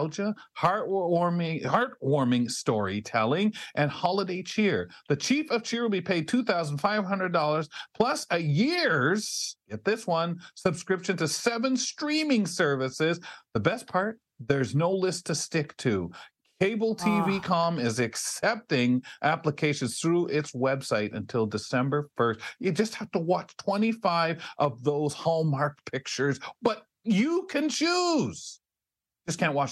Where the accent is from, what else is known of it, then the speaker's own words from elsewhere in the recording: Canada; We don't want to lose our Canadian heritage with it.